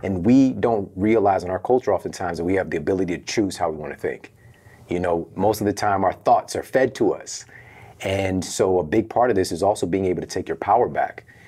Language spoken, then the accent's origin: English; St. Louis, Missouri, United States; moved away; I'm from Saint Louis